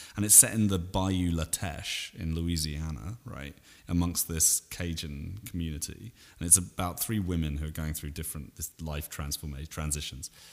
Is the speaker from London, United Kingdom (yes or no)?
no; Salisbury, South West England, United Kingdom; also born or lived in Vancouver, Canada; my hometown in Britain, Salisbury